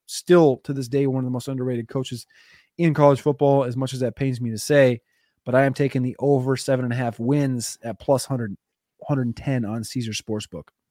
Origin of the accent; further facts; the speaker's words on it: Minnesota, United States; I grew up grew up in Minnesota